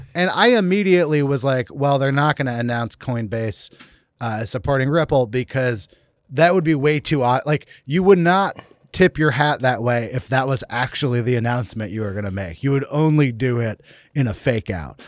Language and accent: English; Berkeley, California, United States; moved away; I'm from here. I'm from Berkeley, California, but I haven't been back, uh, much over the last couple of years